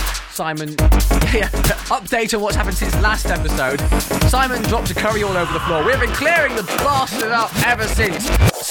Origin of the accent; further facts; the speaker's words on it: England, United Kingdom; We're Englishmen.